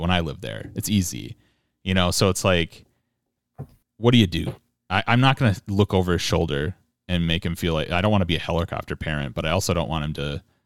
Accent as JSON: {"language": "English", "region": "Minnesota", "country": "United States", "said": "I'm a Protestant Minnesotan."}